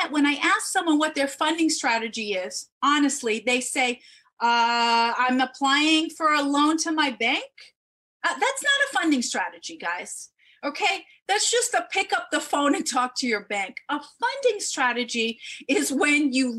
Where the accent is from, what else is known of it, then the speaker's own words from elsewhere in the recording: New York City, New York, United States; I was born in the Bronx